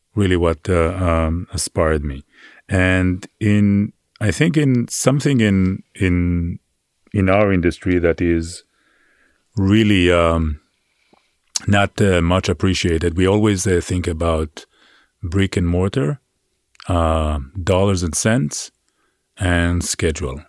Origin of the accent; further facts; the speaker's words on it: Israel; now in New York City, United States; I grew up on a farm in Israel.